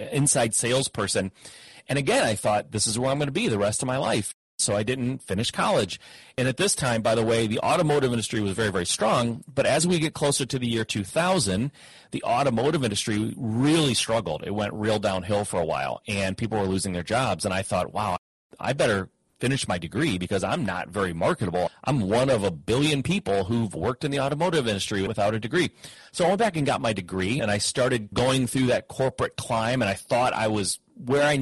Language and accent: English; Midwest, United States; I grew up in the Midwest, had parents that worked in the automotive industry